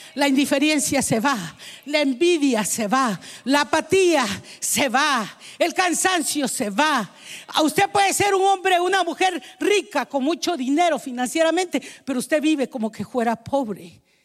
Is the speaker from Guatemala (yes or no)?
yes; Guatemala; moved away; Allá en mi país, en Guatemala